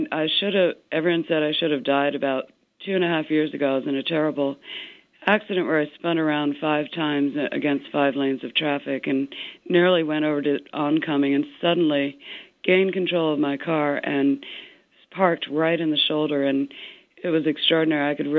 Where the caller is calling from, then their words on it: Arizona, United States; I'm calling from Arizona.